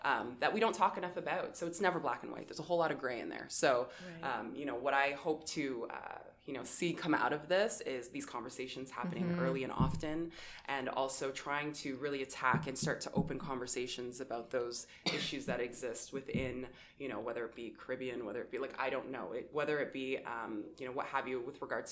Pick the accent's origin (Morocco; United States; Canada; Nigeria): Canada; Windsor, Ontario; growing up in Windsor and having immigrant parents